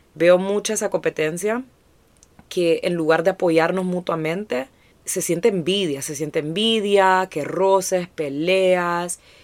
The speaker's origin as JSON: {"language": "Spanish", "country": "Honduras", "said": "crecer como hondureños en esta industria"}